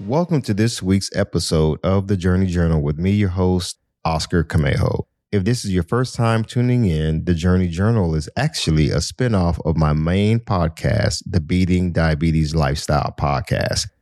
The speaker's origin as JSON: {"language": "English", "town": "Miami", "region": "Florida", "country": "United States", "said": "I'm from Miami"}